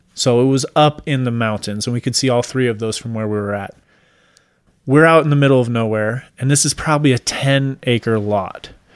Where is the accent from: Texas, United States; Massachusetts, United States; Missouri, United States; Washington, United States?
Washington, United States; moved away; I'm originally from Washington State. We lived out in the mountains in Washington.